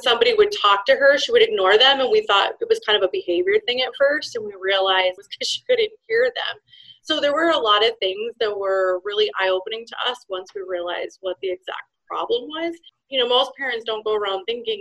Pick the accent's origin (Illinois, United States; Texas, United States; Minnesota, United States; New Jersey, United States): Minnesota, United States; I am from Minnesota